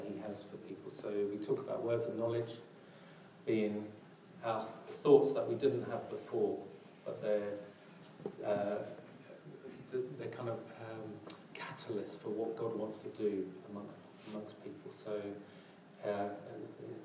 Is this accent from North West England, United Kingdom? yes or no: no; London, United Kingdom; I'm from South London